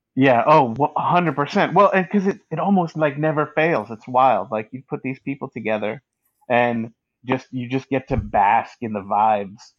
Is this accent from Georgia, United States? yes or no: no; Northern California wine country, United States; I grew up in Northern California, about an hour north of uh, San Francisco, um, in a in a, in a like in the wine country